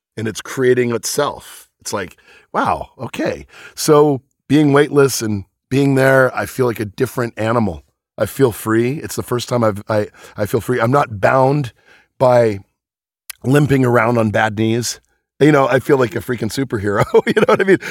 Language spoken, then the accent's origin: English; Venice, California, United States; also born or lived in Sheepshead Bay, New York; I grew up in California where water is scarce.